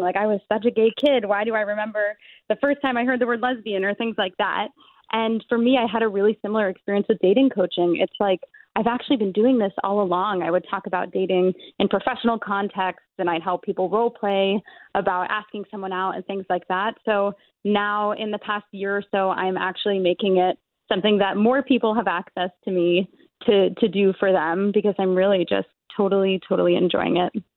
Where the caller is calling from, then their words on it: New York City, New York, United States; I'm calling from New York City.